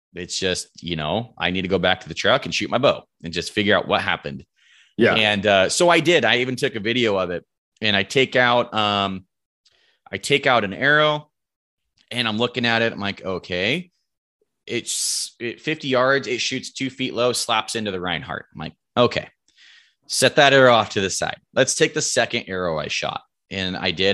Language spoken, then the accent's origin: English; Roseburg, Oregon, United States; I'm from Roseburg, Oregon um, grown grown up here my whole life, lived here my whole life